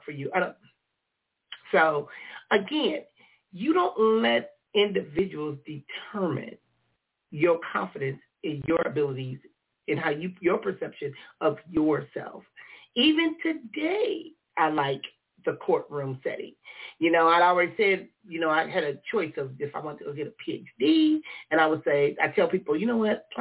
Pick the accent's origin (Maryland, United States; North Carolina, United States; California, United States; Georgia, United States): California, United States; Compton; when I was a kid growing up in Compton